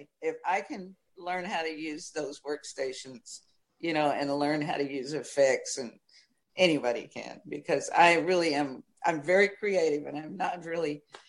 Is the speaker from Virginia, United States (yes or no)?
no; Nashville, Tennessee, United States; And so I too went to Nashville. Plus, it was great for me because I was going back to my hometown. Practically.